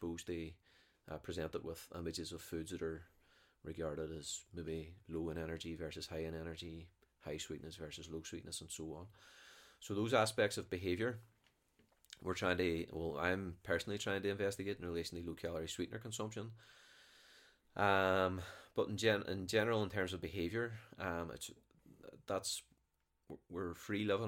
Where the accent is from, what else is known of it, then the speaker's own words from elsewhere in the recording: Derry, Northern Ireland, United Kingdom; I was brought up in the Brandywell